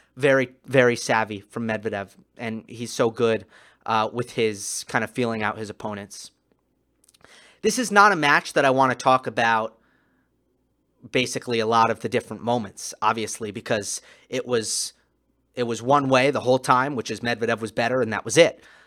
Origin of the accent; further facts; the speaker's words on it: New York, United States; I'm a New Yorker